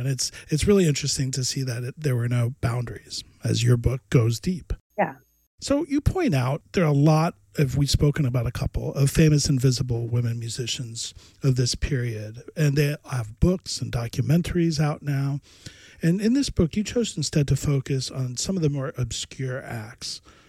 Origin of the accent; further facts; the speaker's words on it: the South, United States; growing up in the South